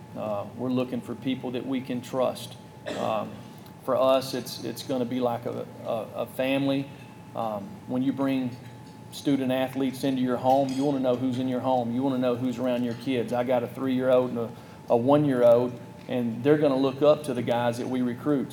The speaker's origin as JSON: {"language": "English", "region": "North Alabama", "country": "United States", "tie": "born or raised there", "moved": "yes", "lives_now": "Tennessee, United States", "said": "I grew up in North Alabama"}